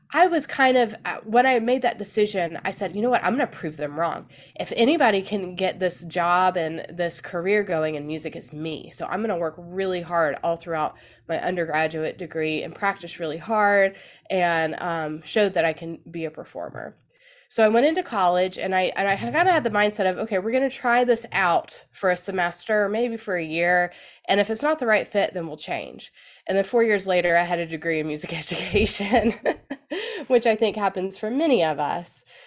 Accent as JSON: {"language": "English", "area": "Gwinnett County", "region": "Georgia", "country": "United States", "tie": "born or raised there", "said": "I am originally from Georgia. I grew up in Gwinnett County"}